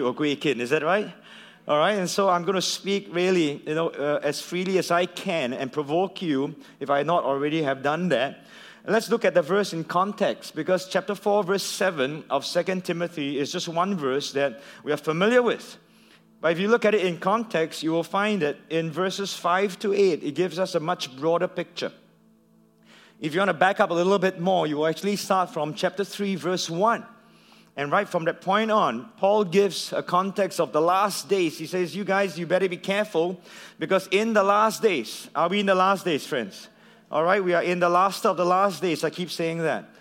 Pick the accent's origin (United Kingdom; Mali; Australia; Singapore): Singapore; I come from Singapore